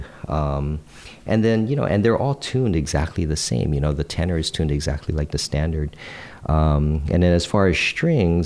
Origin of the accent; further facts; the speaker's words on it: Hawaii, United States; growing up in Hawaii